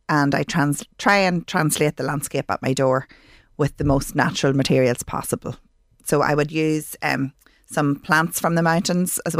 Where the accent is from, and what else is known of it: Ireland